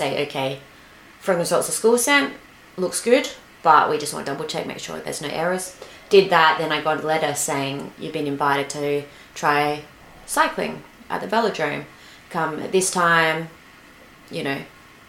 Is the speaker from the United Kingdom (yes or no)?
no; Adelaide, South Australia, Australia; moved away; I grew up in Adelaide, South Australia